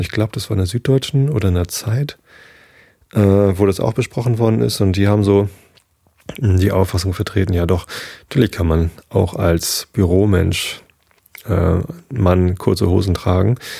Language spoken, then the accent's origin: German; Northern Germany, Germany; Als Norddeutscher